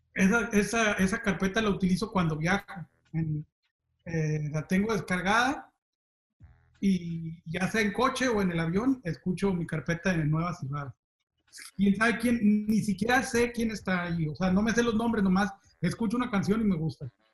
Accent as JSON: {"language": "Spanish", "town": "Zapopan", "region": "Jalisco", "country": "Mexico", "tie": "born or raised there", "said": "a los 12 años, creo más o menos, eh, allí en Zapopan, en mi rancho"}